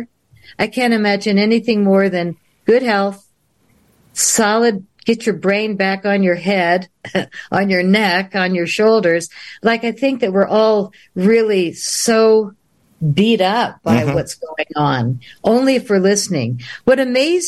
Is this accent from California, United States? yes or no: no; Boulder, Colorado, United States; I'm a girl from Boulder